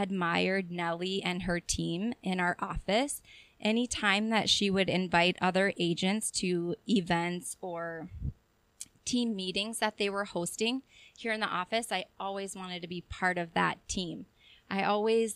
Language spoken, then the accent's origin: English; South Dakota, United States; moved away as an adult; now in Chippewa Falls, United States; I'm from South Dakota.